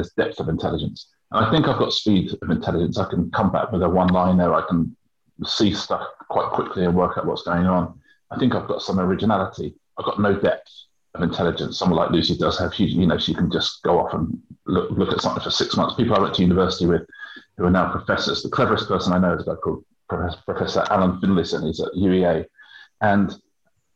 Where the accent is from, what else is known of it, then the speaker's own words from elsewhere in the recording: Brighton, South East England, United Kingdom; It was down in Brighton, and that's my hometown